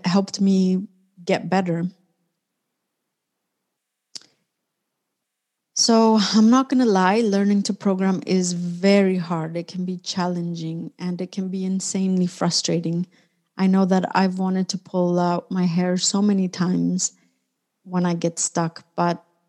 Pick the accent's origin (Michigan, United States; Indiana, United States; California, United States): California, United States; Orange County; moved away as an adult; also born or lived in Mexico City, Mexico / San Francisco Bay Area, United States; now in Barcelona, Spain; I was born in Mexico City, and I grew up in Orange County, which is a city or an area about 1 hour south of Los Angeles.